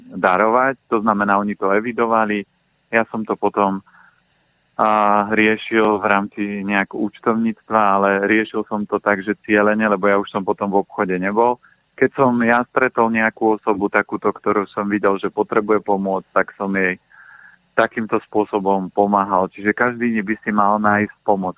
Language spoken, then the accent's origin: Slovak; Orava, Žilina Region, Slovakia; moved away; Ja pochádzam aj z Oravy